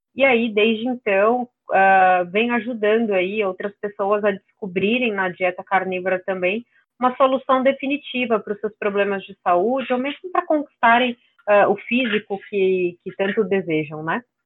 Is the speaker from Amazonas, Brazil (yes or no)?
no; São Paulo, Brazil; Eu nasci em São Paulo e eu falo aqui mesmo, então é, não, não sou do sul